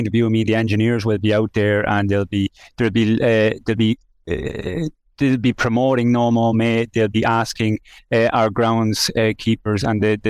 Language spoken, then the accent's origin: English; Mountmellick, Laois, Ireland; I'm from Mount Mellick. I spent my childhood on the bog